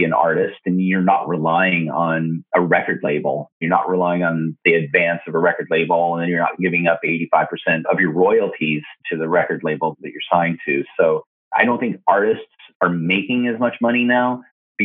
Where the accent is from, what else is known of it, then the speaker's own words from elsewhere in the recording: Colorado, United States; moved away as an adult; also born or lived in Arizona / Los Angeles; now in Portland, United States; I moved from Colorado to Arizona